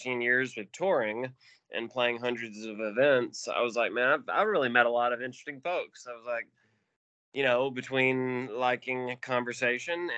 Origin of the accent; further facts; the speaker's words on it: Birmingham, Alabama, United States; I grew up in the Birmingham area